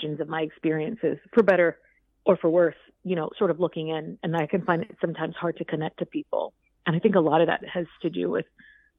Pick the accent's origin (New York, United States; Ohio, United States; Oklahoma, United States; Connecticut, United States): New York, United States; New York City; also born or lived in Vermont; I'm from the Bronx. Yeah, I grew up in New York City and have spent most of my life here.